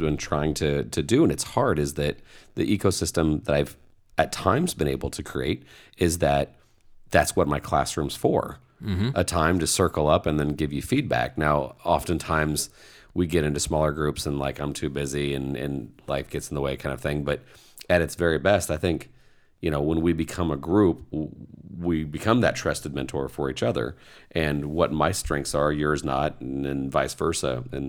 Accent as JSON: {"language": "English", "region": "Indiana", "country": "United States", "tie": "born or raised there", "said": "I was raised in Indiana."}